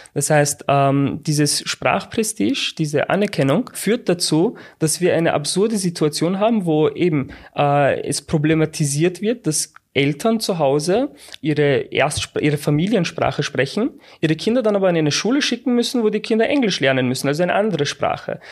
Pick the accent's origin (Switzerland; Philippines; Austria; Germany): Austria; Also ich bin in Österreich geboren